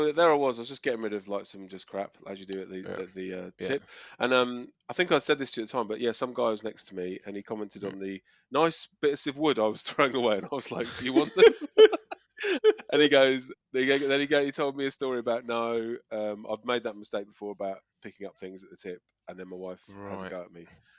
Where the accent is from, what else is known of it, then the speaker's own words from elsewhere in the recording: Kent, South East England, United Kingdom; moved away as an adult; now in Australia; I'm not from Manchester. I'm from Kent. I'm from Southeast England.